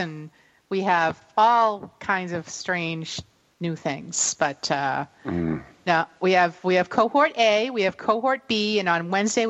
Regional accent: East Bridgewater, Massachusetts, United States; when people ask me where I'm from and I'm in another state, I just say Boston because we're 30 miles from Boston. And you say East Bridgewater

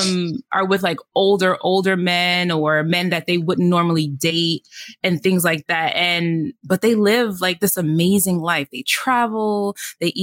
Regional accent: New York City, New York, United States; I'm originally from the Bronx, mother of three teenagers.

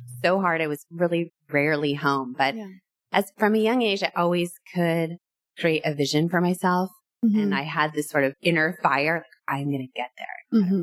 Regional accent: Irvine, California, United States; also born or lived in New Orleans / Los Angeles; I grew up in Irvine, went to college, and then moved

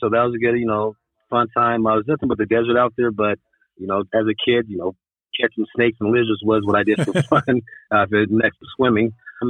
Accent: Long Beach, California, United States; born there; also born or lived in Camp Pendleton; No, I'm a military brat. Skip the long list out. I was born in Long Beach, California on the Naval Base there. My earliest memories I have of being on the military base was when we lived in Camp Pendleton.

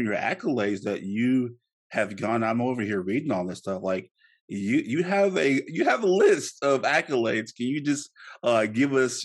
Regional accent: the South, United States; I'm from the South.

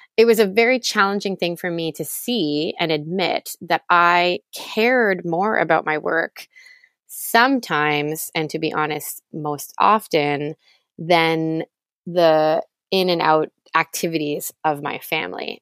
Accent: Toronto, Ontario, Canada; I grew up in Toronto, Canada

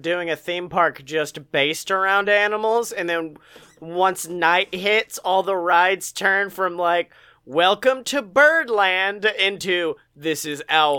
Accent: Alabama, United States

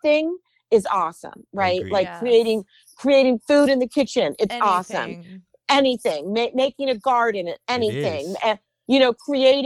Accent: New York City, New York, United States; I grew up in New York and my family loved going to the theater

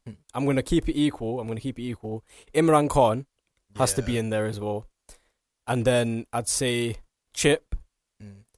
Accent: England, United Kingdom; we live in England and we're, you know, we're British, we're English

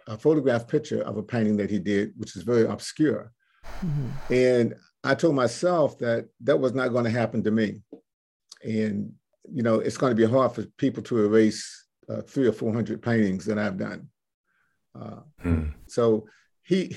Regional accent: Cape Charles, Virginia, United States; I'm from the Eastern Shore, Cape Charles and Cheriton

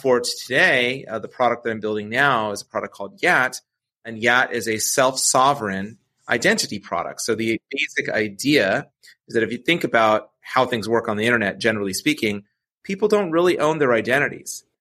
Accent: Novato, California, United States; I grew up in Novato, California.

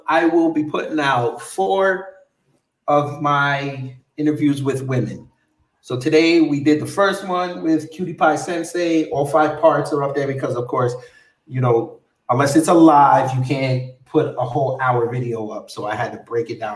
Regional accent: New York, United States; now in Atlanta, United States; they know I'm from New York

